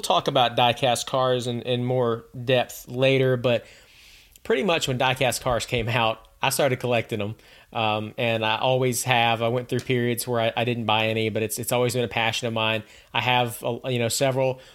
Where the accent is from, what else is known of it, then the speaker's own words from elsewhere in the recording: United States; moved away; my home where I grew up in Valdez